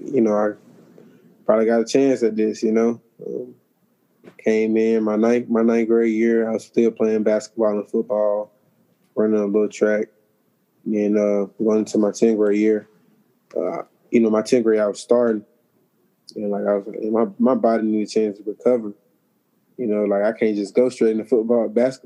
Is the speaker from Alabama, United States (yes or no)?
yes; Montgomery, Alabama, United States; moved away as an adult; now in Jacksonville, United States; I'm from Montgomery, Alabama, born and raised